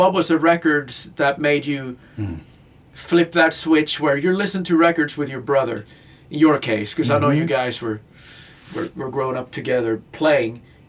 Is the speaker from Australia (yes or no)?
no; Sweden; moved away; I grew up in Sweden, and I grew up in a small town of 30,000.